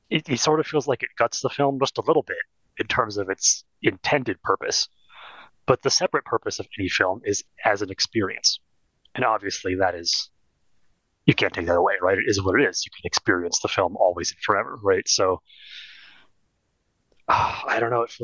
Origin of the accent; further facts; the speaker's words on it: California, United States; growing up in California